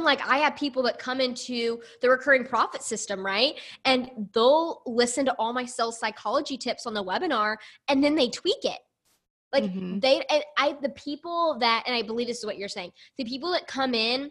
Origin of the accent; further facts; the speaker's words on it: the South, United States; I grew up in the South in a very small, tiny town